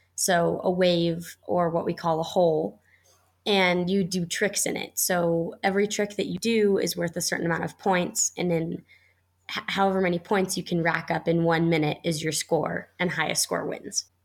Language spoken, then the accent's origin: English; Colorado, United States; the Lions Kids Kayak Club here in my hometown